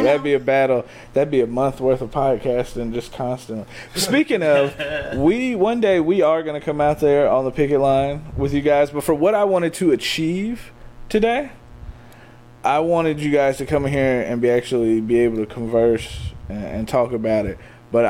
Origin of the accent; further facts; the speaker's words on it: Detroit, Michigan, United States; now in Tennessee, United States; Now, I'm from Detroit.